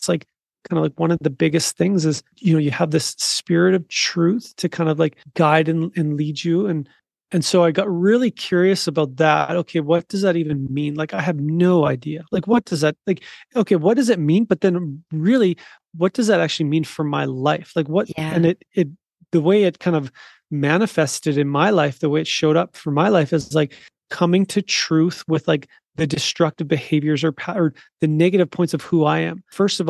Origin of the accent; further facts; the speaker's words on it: South Africa; moved away; in my past, I was living in South Africa and I would, you know, identify myself as a South African, but that's changed now. Like I actually left that country, like on purpose